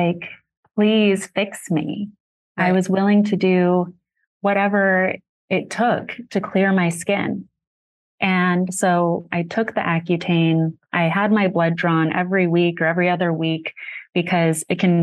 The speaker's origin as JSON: {"language": "English", "town": "Sedona", "region": "Arizona", "country": "United States", "tie": "born or raised there", "said": "growing up in Sedona"}